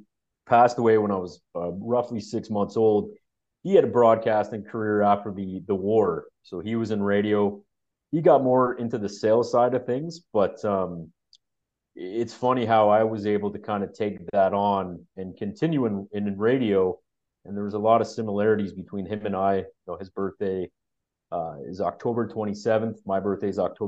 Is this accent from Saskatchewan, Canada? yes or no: no; Waterloo, Ontario, Canada; also born or lived in Newmarket; I grew up in Waterloo for basically all my life